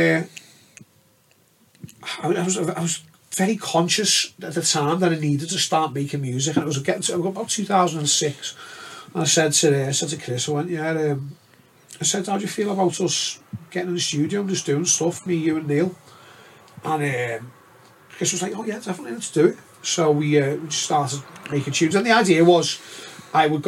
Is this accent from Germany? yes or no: no; Liverpool, North West England, United Kingdom; We are patriotic about our city. We do support our own. We go to our own events. You know, we've always been like that as Scousers.